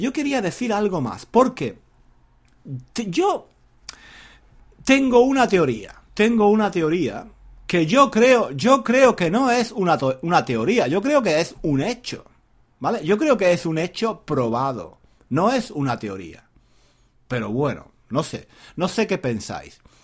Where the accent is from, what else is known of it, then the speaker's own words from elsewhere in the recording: southern Spain, Spain; moved away as an adult; now in England; Yo soy un hombre de España, no solo de España. Yo soy un hombre del sur de España.